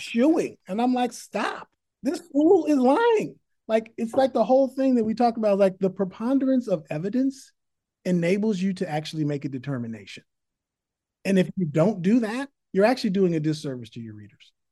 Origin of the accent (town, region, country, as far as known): Berkeley, California, United States; born or raised there; also born or lived in San Francisco / Oakland